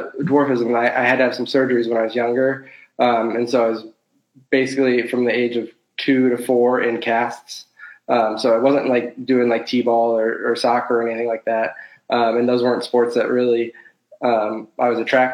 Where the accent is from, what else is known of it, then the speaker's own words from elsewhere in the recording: South Bend, Indiana, United States; Born, raised, and currently living in South Bend, Indiana